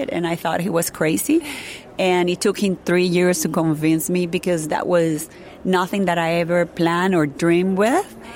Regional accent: Venezuela; English is a second language; It, it was a very like I told you, paradise. You know, we, we had it all. Uh, we were able to, to live an incredible life. You know, I used to go to a, a Catholic school.

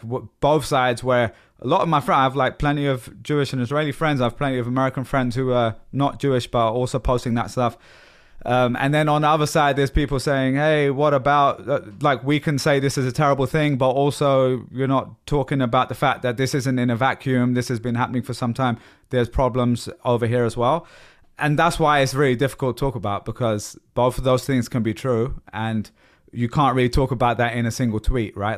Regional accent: London, United Kingdom; moved away as an adult; now in United States; I've lived in America for 10 years and I grew up in London.

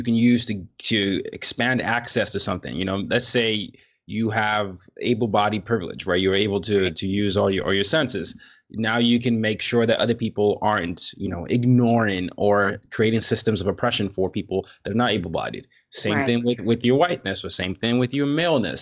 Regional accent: Nigeria; now in New York, United States; I'm Nigerian

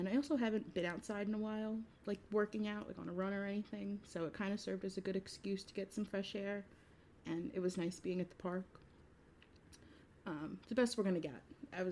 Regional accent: New York, United States; as a New Yorker

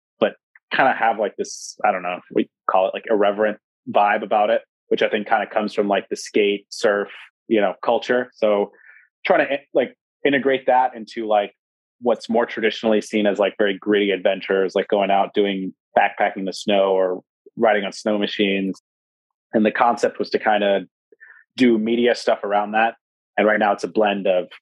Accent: Sacramento, California, United States; moved away as an adult; also born or lived in Alaska / New York; I'm from Sacramento. I sort of grew up with like city hip hop type of culture.

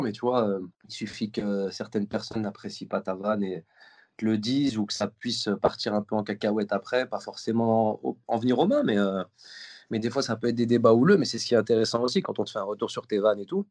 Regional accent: Lyon, Auvergne-Rhône-Alpes, France; now in Paris, France; je suis lyonnais

